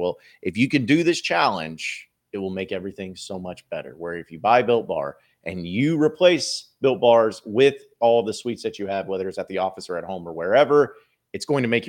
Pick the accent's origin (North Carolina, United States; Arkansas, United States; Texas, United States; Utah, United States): Arkansas, United States; Fayetteville; I grew up in Fayetteville, and I've been to Bud Walton since it opened back in the championship year all the time.